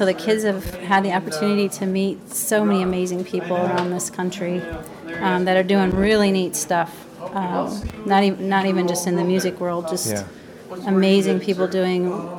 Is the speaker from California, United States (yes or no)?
no; Grand Rapids, Michigan, United States; I was born in Michigan, Grand Rapids. Really? Yeah. And I'm a Midwest girl, grew up on the Great Lakes, and my husband is from Australia.